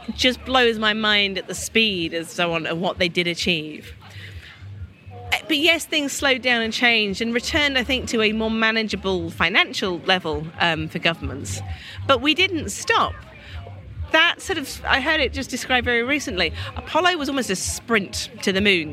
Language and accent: English; United Kingdom; as a Brit